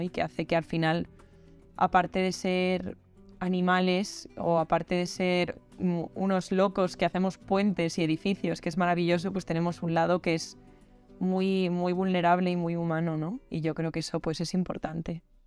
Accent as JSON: {"language": "Spanish", "town": "Madrid", "region": "Community of Madrid", "country": "Spain", "said": "soy una artista de Madrid"}